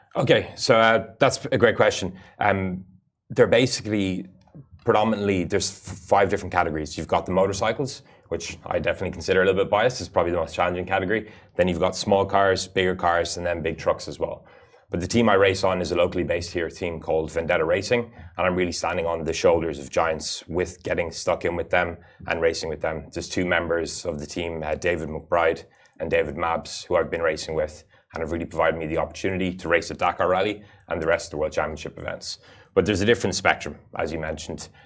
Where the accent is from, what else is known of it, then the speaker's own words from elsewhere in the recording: United Arab Emirates; I actually had the fortune of being born and growing up in the Emirates, so it's a bit of a home away from home. I'm of an Irish, Irish nationality